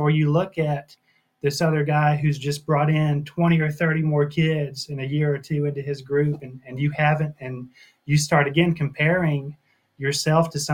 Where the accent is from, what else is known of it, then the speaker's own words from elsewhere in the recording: Tennessee, United States; also born or lived in McMinnville; born and raised in Tennessee